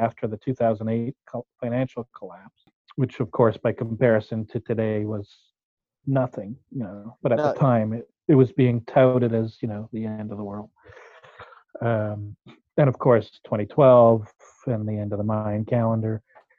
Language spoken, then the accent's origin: English; Merville, British Columbia, Canada; Yes, I fled to my hometown. I grew up on Vancouver Island in a town called Murville, just north of the Comox Valley.